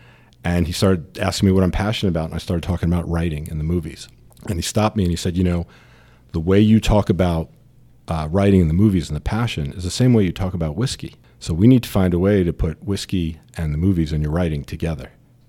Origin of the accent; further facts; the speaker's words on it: New York, United States; New York originally.